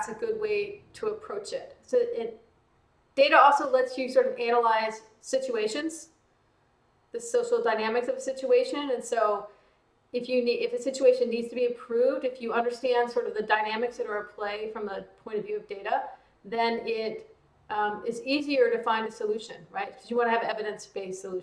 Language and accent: English; small towns in Texas and Louisiana, the South, United States; I grew up in the South in, small towns in Texas and Louisiana